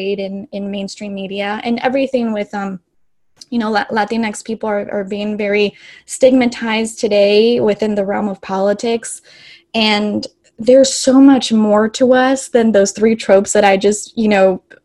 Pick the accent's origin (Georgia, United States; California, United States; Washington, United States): California, United States; Los Angeles; moved away as an adult; I grew up in Los Angeles, which is a very diverse and eclectic city.